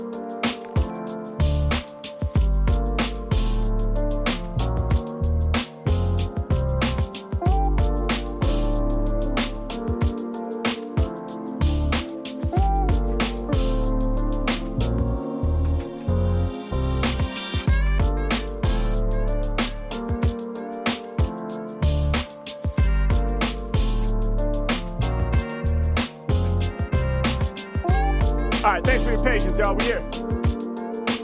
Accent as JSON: {"language": "English", "town": "Portland", "country": "United States", "tie": "born or raised there", "said": "… from … and me, we grew up in Portland together."}